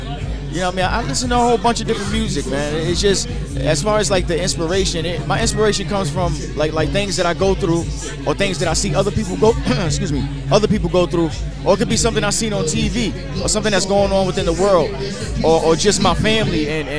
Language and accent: English; New York, United States; now in Detroit, United States; I'm from New York. New York, yeah.